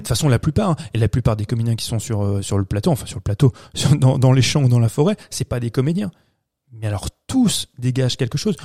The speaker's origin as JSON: {"language": "French", "country": "France", "said": "chez nous en France"}